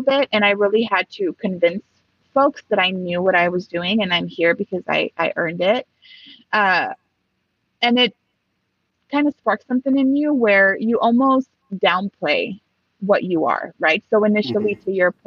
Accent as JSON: {"language": "English", "town": "Los Angeles", "region": "California", "country": "United States", "tie": "born or raised there", "also_born_or_lived": "Mexico", "first_language": "Spanish", "second_language": "English", "moved": "as an adult", "lives_now": "Seattle, United States", "said": "I came back when I was 5 and I've been here since then."}